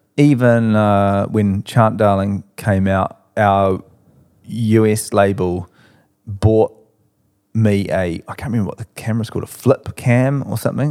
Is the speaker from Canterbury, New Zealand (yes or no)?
yes; Christchurch, Canterbury, New Zealand; moved away as an adult; now in Auckland, New Zealand; growing up in Christchurch